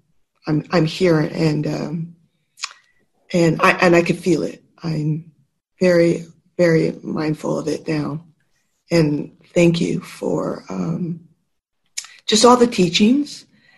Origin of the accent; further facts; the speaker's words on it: San Carlos, California, United States; from San Carlos